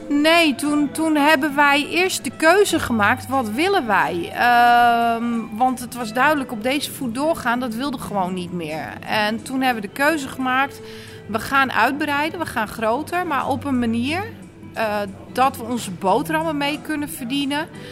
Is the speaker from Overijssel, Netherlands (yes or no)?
no; Texel, North Holland, Netherlands; accent: Noord-Hollands; moved away as an adult; now in Apeldoorn, Netherlands; Ik kom van Tessel